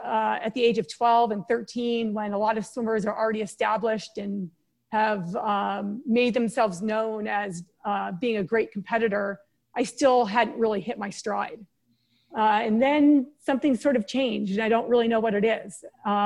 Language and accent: English; San Diego, California, United States; also born or lived in East Coast; We moved to San Diego from the East Coast when I was 6 years old.